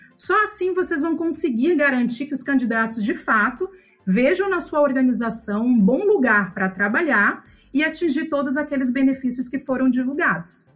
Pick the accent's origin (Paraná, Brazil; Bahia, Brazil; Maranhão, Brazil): Maranhão, Brazil; São Luís; eu sou nascida em São Luís do Maranhão